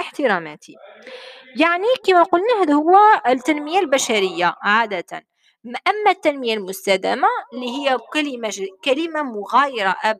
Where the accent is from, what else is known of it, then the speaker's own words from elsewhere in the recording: Algeria; احنا عندنا في الجزائر